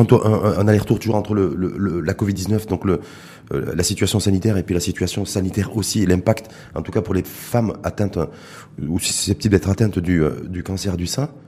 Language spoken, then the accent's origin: French; Morocco; chez nous, au Maroc